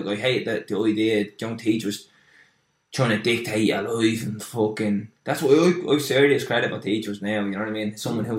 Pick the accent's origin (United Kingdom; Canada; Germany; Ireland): Ireland; Dublin, Leinster; So similar to yourself, I grew up in Lord's Flats down there, just outside my dream machine, the Diamond.